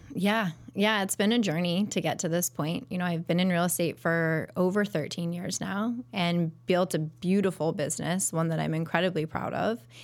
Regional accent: Pasadena, California, United States; moved away as an adult; also born or lived in Ohio; now in Chicago, United States; I grew up in California area, right outside of Pasadena

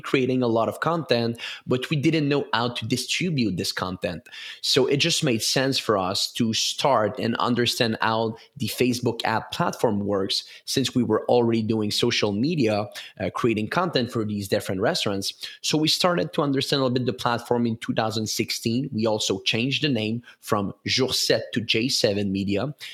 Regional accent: Canada; English is a second language; I'm from the French part of Canada. So maybe that's why of my accent.

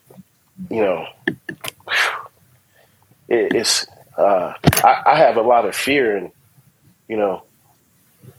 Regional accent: United States; I'm American.

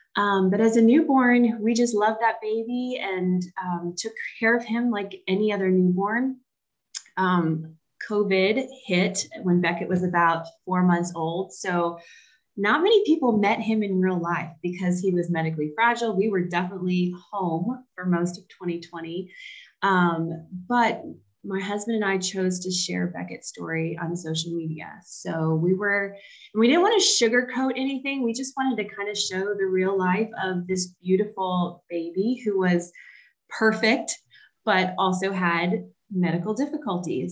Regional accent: the South, United States; now in Charlotte, United States; I grew up in the South. I've lived in the South most of my life.

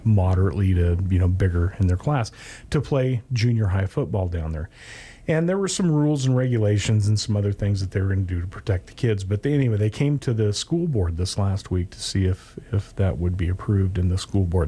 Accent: Oregon, United States; Growing up in Oregon, we had lumber mills

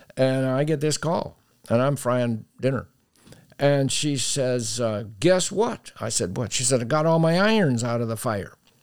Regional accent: Pennsylvania, United States; moved away as an adult; now in Texas, United States; I grew up in Pennsylvania

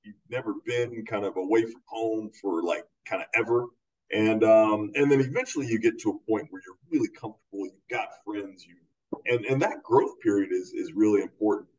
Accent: the East, East Coast, United States; I grew up in the East as well

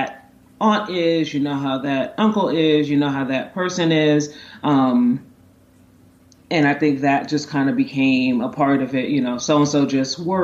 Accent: New York City, New York, United States; also born or lived in Maryland; I was growing up in Brooklyn in like the 80s and 90s

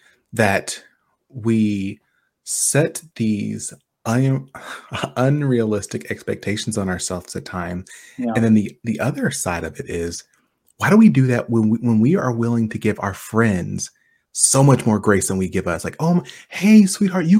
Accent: United States; as an African-American, as a American

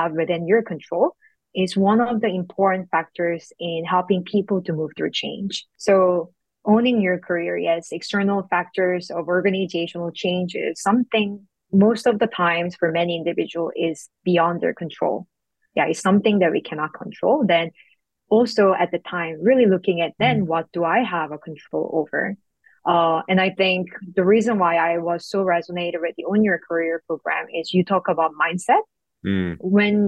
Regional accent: South Korea; moved away as an adult; also born or lived in Singapore; now in Canada; I'm born and raised in South Korea. And I stayed there until my high school

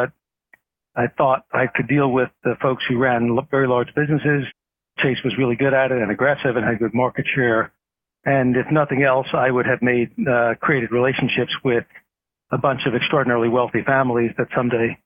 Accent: New York City, New York, United States; also born or lived in Washington, D.C.; I grew up in Brooklyn, New York

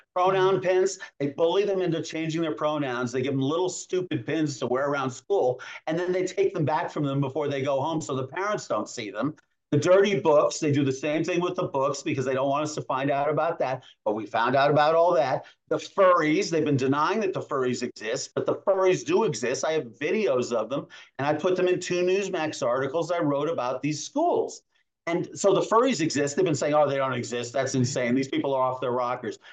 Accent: New York, United States; now in Asheville, United States; I'm from New York

